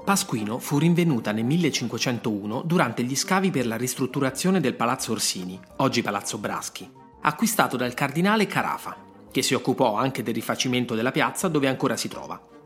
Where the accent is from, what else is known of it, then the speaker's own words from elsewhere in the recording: Rome, Lazio, Italy; sono nato a Roma